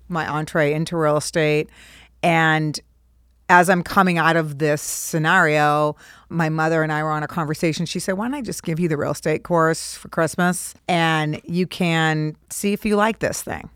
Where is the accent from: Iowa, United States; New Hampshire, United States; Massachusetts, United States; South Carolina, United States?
Massachusetts, United States; Cape Cod; also born or lived in Boston; I grew up on Cape Cod